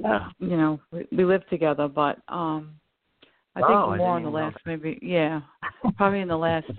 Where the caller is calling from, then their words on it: Long Island, New York, United States; Hi, James. … From Long Island.